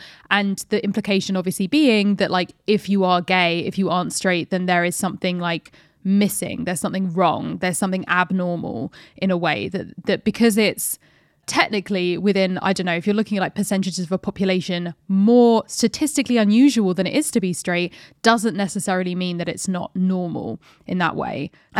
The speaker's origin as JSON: {"language": "English", "country": "France", "tie": "born there", "said": "my mother got married in pants and I was born in France."}